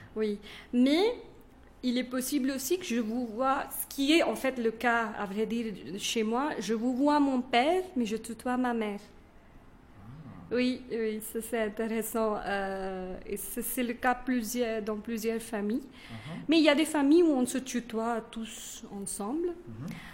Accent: northern India, India; first language Kannada; French is a second language; now in Bangalore, India; moi, j'ai grandi au nord d'Inde.

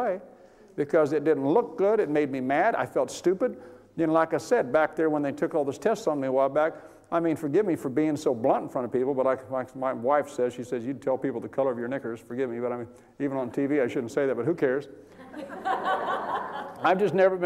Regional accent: California, United States; I'm from California

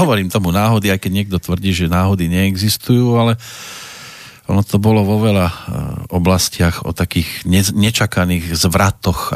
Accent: Prievidza, Trenčín Region, Slovakia; keď u nás v Prievidzi zakladali taký športový klub, sa volal Elán, tak e, som bol na prvom futbalovom tréningu

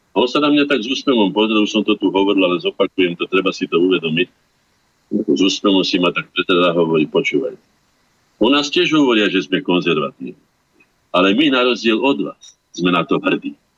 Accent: Orava, Žilina Region, Slovakia; u nás na Orave

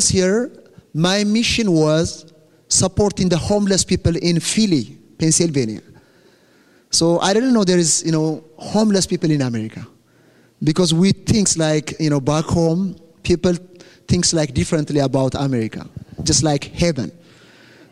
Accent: Ethiopia; first language Amharic; English is a second language; I came from Ethiopia. That's my country

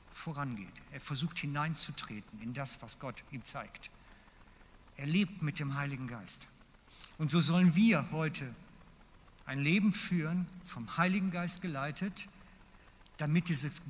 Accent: Basel-Landschaft, Switzerland; now in Mittelland, Switzerland; weil ich bin ja aus dem Laufental dann und aus dem Baselbiet weg, ins Mittelland gezügelt

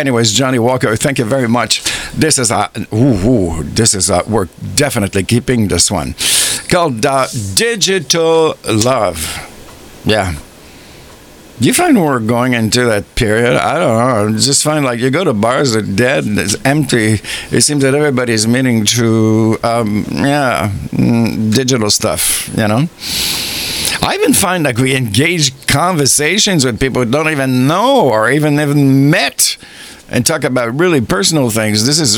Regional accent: Canada; I'm so proud of being Canadian

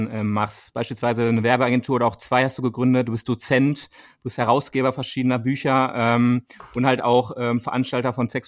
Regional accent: Rhineland, Germany; moved away as an adult; also born or lived in Paris / Cologne; now in Berlin, Germany; ich komme aus dem Rheinland ursprünglich

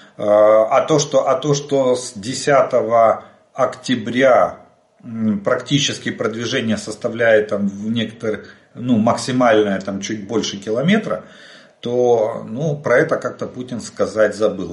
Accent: Ukraine; мы из Украины

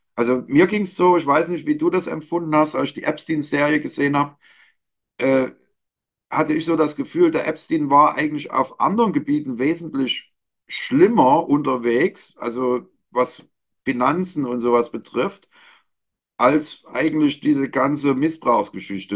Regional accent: Leipzig, Saxony, Germany; meine Heimatstadt. Hier geht es um Leipzig.

